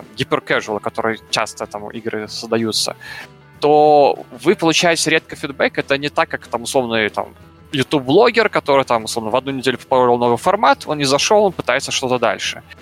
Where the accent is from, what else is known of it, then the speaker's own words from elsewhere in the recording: Belarus; я из Беларуси